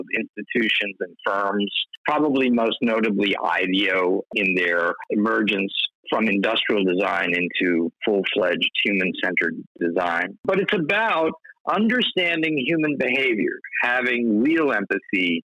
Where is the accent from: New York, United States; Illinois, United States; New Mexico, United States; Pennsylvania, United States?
New York, United States; New York City; I grew up on the Lower East Side of Manhattan in the 60s